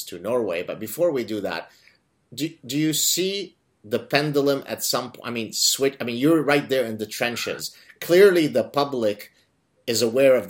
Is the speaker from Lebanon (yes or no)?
yes; Lebanon; I come from Lebanon, and I've got brown skin, and I speak Arabic.